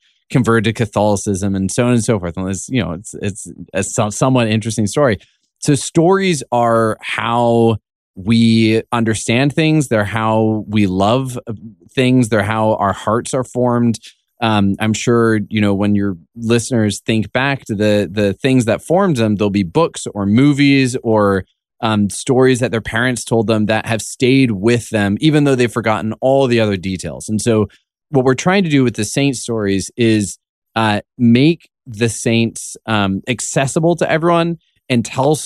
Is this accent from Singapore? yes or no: no; Canada; I'm Canadian.